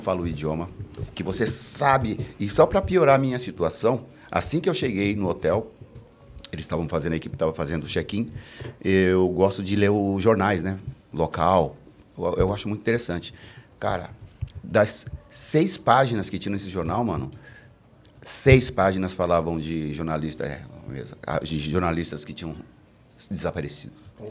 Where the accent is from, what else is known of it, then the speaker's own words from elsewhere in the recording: São Paulo, Brazil; o missionário, o lugar onde eu me criei